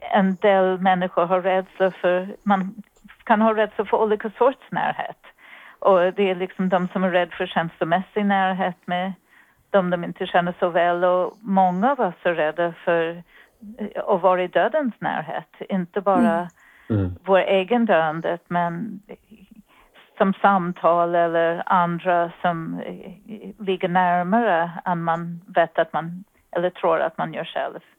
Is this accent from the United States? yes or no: yes; New York City, New York, United States; Swedish is a second language; moved away as an adult; now in Sweden; jag kommer ifrån Bronx, det hörs antagligen, men jag hoppas mm. att det också hörs att jag har bott i Sverige ganska länge